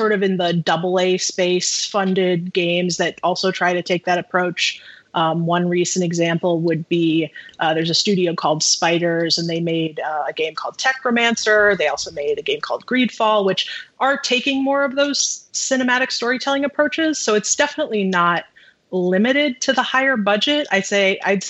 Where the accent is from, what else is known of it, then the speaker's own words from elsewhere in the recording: Midwest, United States; I'm from the Midwest